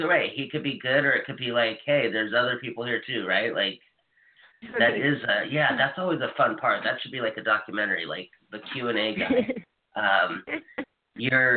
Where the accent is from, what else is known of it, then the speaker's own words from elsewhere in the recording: Hawaii, United States; moved away; I'm from Hawaii